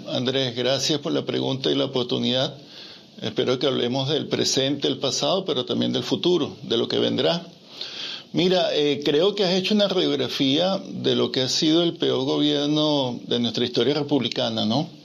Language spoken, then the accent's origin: Spanish; Venezuela; moved away; recuperar nuestra patria